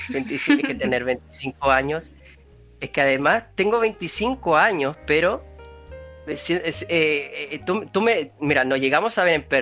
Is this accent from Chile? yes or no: yes; Chile; yo soy de Chile y en Chile es común que hayan terremotos.